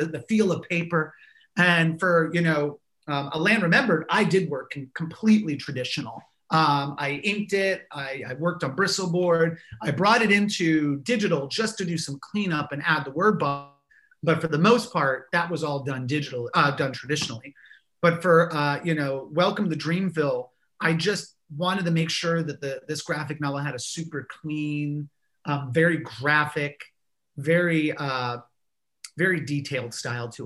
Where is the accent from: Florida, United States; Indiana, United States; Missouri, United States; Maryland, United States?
Florida, United States; Gainesville; now in Savannah, United States; my hometown is completely different, even within the time that I grew up there. Like when I was in Gainesville growing up in the 90s and the early 2000s